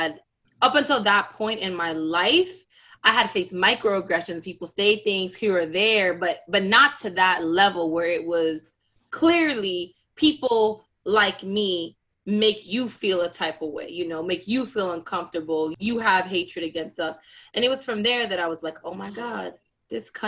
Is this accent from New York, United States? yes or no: yes; New York City, New York, United States; also born or lived in Ohio / Dakar, Senegal; I'm a born and raised Brooklynite, very proud to be from Brooklyn, love my city